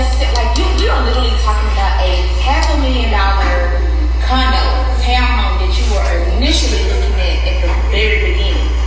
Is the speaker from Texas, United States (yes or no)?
yes; Dallas, Texas, United States; moved away; I'm from Dallas, I don't live in Dallas.